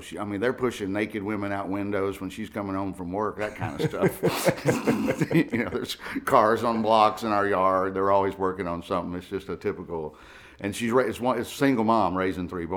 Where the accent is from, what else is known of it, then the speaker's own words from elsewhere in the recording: Alabama, United States; now in New York, United States; we're from Alabama